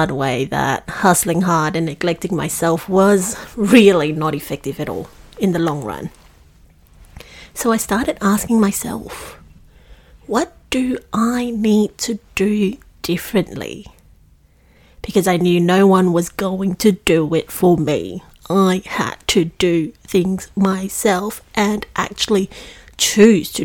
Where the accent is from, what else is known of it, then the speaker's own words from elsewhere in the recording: Singapore; moved away as an adult; now in Melbourne, Australia; I was born and bred in Singapore, and I made the move to Melbourne to commence my uni